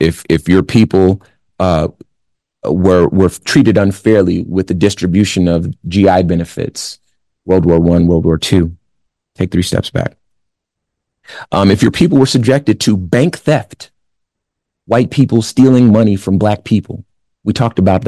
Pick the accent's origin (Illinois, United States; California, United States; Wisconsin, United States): California, United States; Compton; I'm from Compton in the 80s.